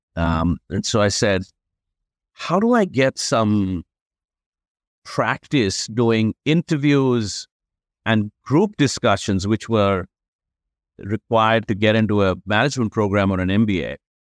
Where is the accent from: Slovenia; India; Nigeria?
India; moved away; growing up in India